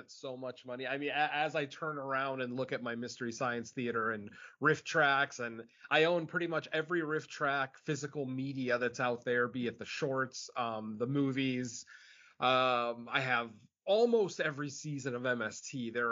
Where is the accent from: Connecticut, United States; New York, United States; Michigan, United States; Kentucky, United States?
Connecticut, United States; Um, unfortunately, I didn't get Svengoolie growing up in Connecticut.